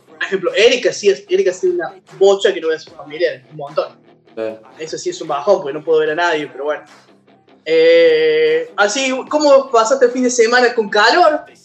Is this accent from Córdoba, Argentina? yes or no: yes; Córdoba, Argentina; Somos un podcast cordobés de videojuegos